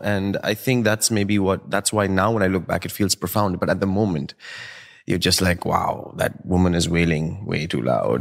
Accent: New Delhi, Delhi, India; born or raised there; moved away as an adult; now in United States

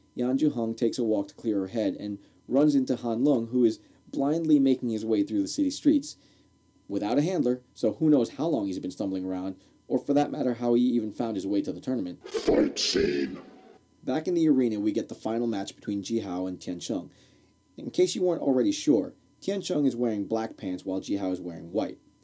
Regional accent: Newark, New Jersey, United States; I grew up in Newark, New Jersey

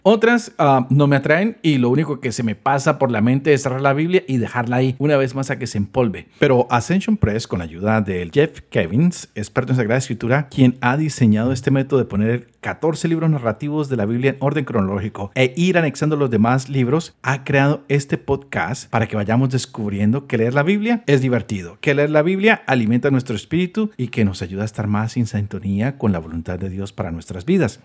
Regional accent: Colombia; now in United States; Yo nací en Colombia, llevo 20 años en los Estados Unidos

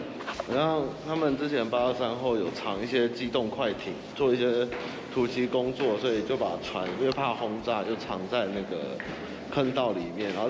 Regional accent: Kinmen County, Taiwan; 我是金门人，跟他们很熟。

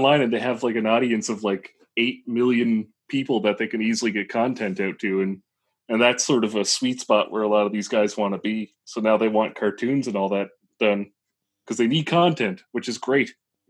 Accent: New Brunswick, Canada; now in Halifax, Canada; New Brunswick. I didn't move that far.

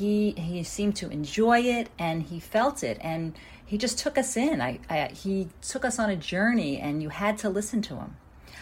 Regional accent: New York City, New York, United States; I'm from Brooklyn, New York in the US.

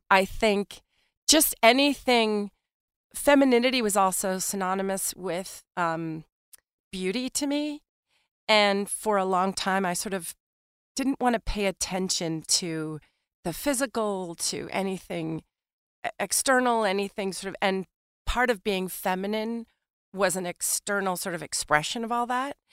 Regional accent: New York City, New York, United States; Born and raised in Manhattan.

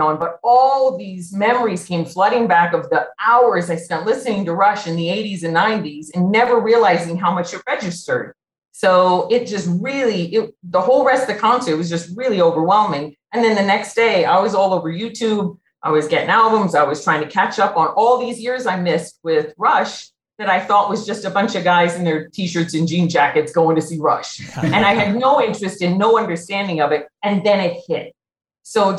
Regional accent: Los Angeles, California, United States; moved away as an adult; now in Albuquerque, United States; I grew up in Los Angeles

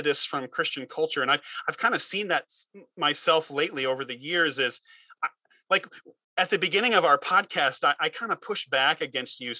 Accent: United States; as an American, I grew up in youth group culture

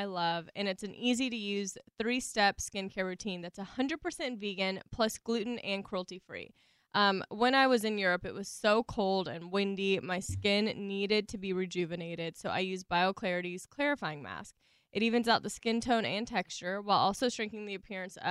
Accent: the South, United States; I'm from the South

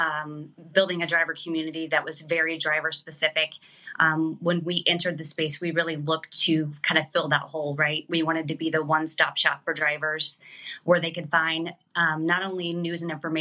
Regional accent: Kansas City, United States; now in New Jersey, United States; Kansas City.

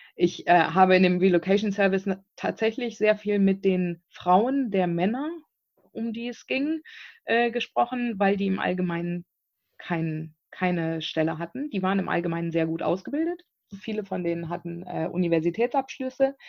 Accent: Bonn, North Rhine-Westphalia, Germany; moved away as an adult; also born or lived in South Africa; ich bin aus Bonn ursprünglich, bin gebürtige Bonnerin

